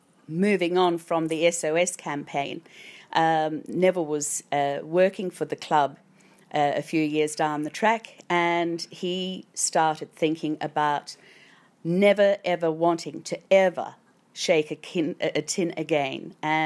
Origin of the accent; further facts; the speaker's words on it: South Africa; now in Australia; I came from South Africa.